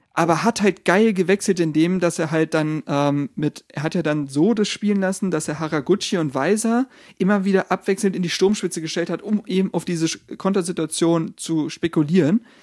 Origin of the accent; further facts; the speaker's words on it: Berlin, Germany; als gebürtige Berliner